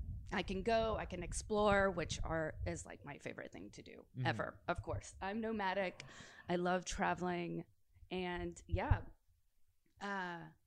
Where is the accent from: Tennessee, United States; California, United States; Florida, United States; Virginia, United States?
Tennessee, United States; Nashville; moved away as an adult; also born or lived in Los Angeles; I'd lived in LA for a while, and then I was visiting Nashville, and I was actually doing a photo shoot in Nashville, my hometown